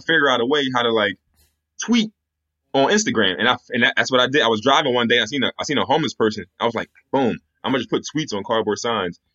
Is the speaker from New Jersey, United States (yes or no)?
no; Pennsylvania, United States; I'm from Pennsylvania